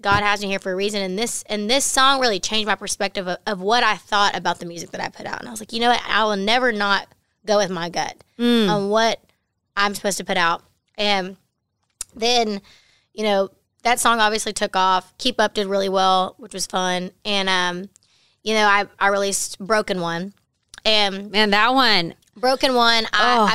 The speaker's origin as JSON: {"language": "English", "town": "Baytown", "region": "Texas", "country": "United States", "tie": "born or raised there"}